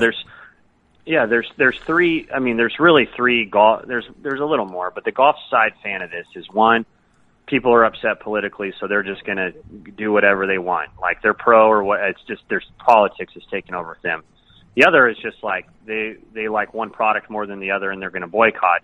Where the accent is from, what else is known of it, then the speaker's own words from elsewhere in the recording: San Diego, California, United States; I'm from San Diego